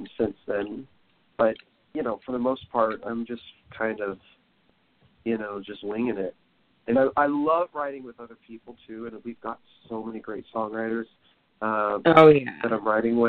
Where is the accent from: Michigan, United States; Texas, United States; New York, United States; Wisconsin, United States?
Texas, United States; The Woodlands; I'm originally from the Woodlands